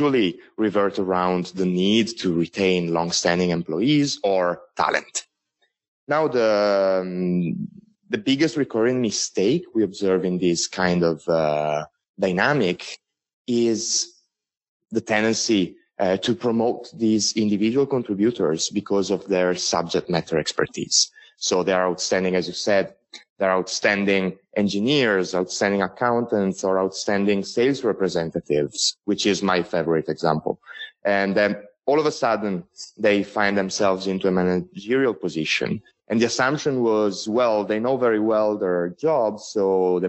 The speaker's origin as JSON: {"language": "English", "country": "Italy", "accent": "strong Italian", "second_language": "English", "moved": "as an adult", "lives_now": "Shanghai, China", "said": "I am Italian and not Chinese. And and my accent will also give it away a little bit. So I apologize in advance for this strong Italian accent."}